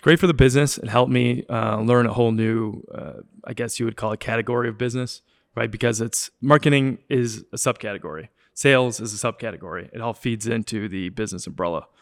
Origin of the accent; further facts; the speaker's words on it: Wilmette, Illinois, United States; also born or lived in Chicago; I grew up in Wilmette